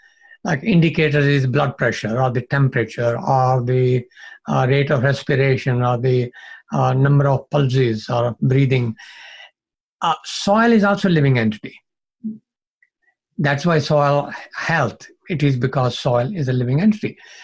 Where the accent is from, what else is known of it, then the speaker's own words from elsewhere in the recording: Punjab, India; You know, I grew up in Punjab, even the Pakistan side of Punjab.